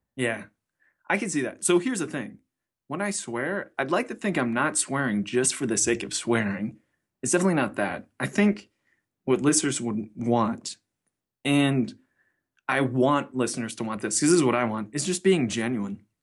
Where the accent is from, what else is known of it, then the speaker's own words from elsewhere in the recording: Cleveland, Ohio, United States; I'm from Cleveland